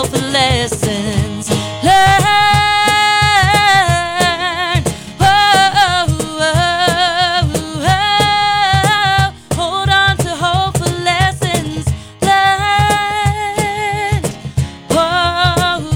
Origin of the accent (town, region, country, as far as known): Londonderry, New Hampshire, United States; born or raised there